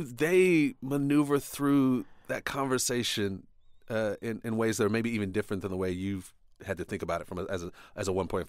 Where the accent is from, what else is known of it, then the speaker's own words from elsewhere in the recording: United States; growing up in the United States, you do get sort of kind of taught to think of people as these monoliths, right?